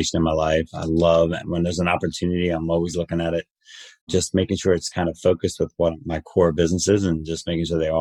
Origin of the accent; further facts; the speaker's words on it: New Jersey, United States; I am from Jersey